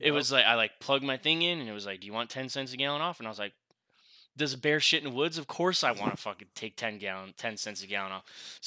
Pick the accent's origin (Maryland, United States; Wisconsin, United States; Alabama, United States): Wisconsin, United States; Rhinelander; now in Las Vegas, United States; my hometown, Rhinelander, is a Walmart Supercenter